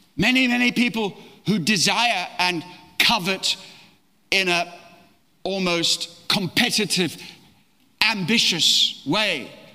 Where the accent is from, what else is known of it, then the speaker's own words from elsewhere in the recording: Australia; also born or lived in East Africa; now in London, United Kingdom; I was born in East Africa, brought up in Australia, lived residentially in London, but traveled the world